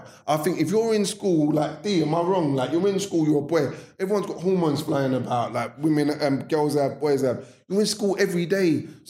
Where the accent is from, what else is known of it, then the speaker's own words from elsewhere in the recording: London, United Kingdom; growing up in South London